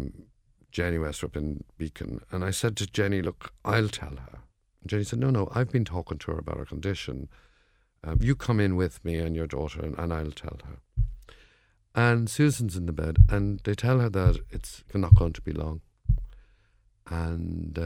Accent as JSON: {"language": "English", "town": "Dublin", "region": "Leinster", "country": "Ireland", "accent": "Dublin", "said": "my Dublin accent"}